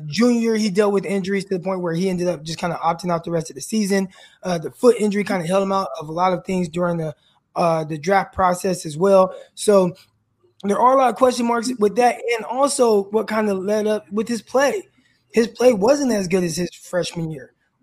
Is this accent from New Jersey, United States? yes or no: no; California, United States; I'm from California